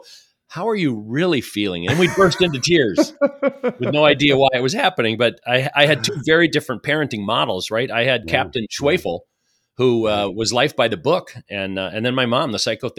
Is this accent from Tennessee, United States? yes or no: no; Madison, Wisconsin, United States; So I feel like I've got some roots back growing up outside of Madison, Wisconsin, and as a result, kind of see that as my home.